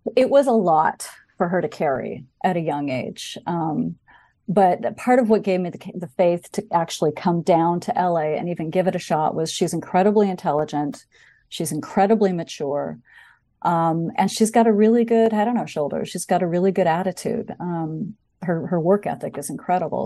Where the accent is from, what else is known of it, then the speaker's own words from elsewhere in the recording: Bainbridge Island, Washington, United States; also born or lived in Seattle; my family moved there, um, in the mid-sixties when I was, um, very young